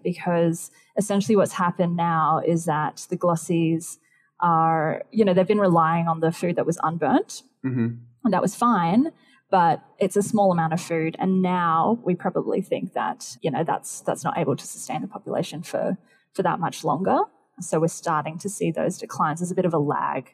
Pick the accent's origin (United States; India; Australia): Australia; Queensland; my home state